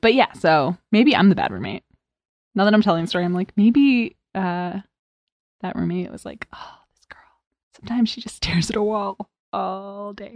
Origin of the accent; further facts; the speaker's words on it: East Coast, United States; also born or lived in Arizona; I'm from the East Coast